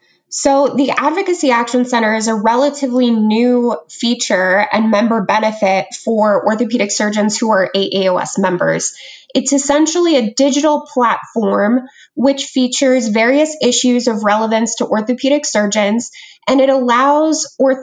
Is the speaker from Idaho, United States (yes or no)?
yes; Idaho, United States; moved away; I worked for my home state senator, Senator Crapo from Idaho.